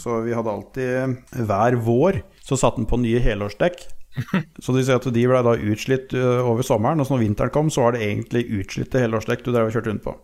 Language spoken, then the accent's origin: Norwegian; Telemark, Norway; now in Lierskogen, Norway; Jeg er opprinnelig telemarking